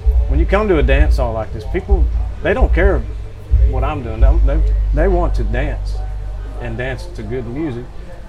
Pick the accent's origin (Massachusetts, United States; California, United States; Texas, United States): Texas, United States; Oldfield, West; I grew up in Oldfield in West Texas.